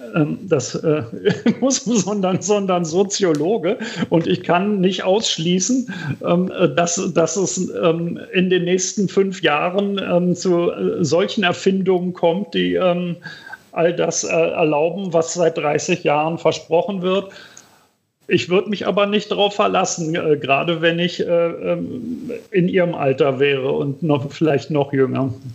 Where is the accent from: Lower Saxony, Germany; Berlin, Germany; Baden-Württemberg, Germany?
Berlin, Germany; In, in West-Berlin, wo ich, wo ich aufgewachsen bin